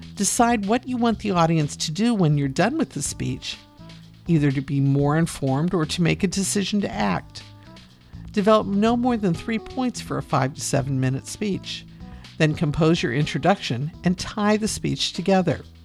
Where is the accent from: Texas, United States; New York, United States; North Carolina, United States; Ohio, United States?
Ohio, United States; Northeastern; I'm from Northeastern Ohio, District 10